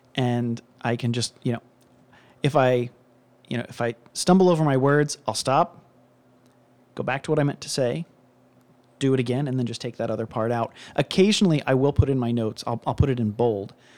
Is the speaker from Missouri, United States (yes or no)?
no; Cincinnati, Ohio, United States; I'm from Cincinnati